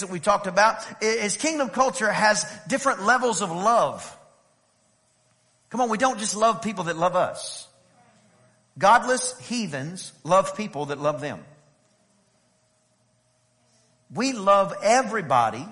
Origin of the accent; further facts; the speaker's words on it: East Texas, United States; I was a little kid and we lived in a very small town over in East Texas. And by the way, anyway, I'm from East Texas